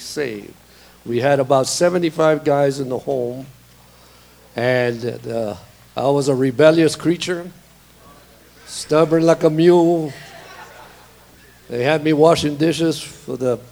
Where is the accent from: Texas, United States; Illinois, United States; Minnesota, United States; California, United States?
Texas, United States; Beeville; also born or lived in Corpus Christi, Texas; I'm a Texan, born in Corpus Christi, Texas, and raised in a little city called Beeville, Texas.